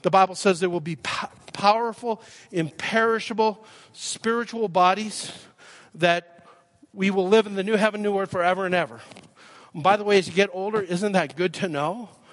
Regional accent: Calgary, Alberta, Canada; moved away as an adult; now in Nashville, United States; I live in Nashville now. I grew up in Calgary. I'm claiming my birthright. I was born at the Holy Cross Hospital and uh, lived here till I was uh, 36.

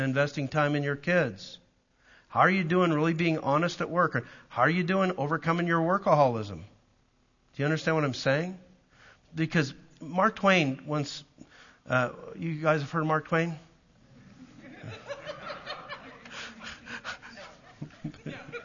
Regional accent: Calgary, Alberta, Canada; also born or lived in Southern US (Southern Baptist area); now in United States; I'm a Canadian from Calgary

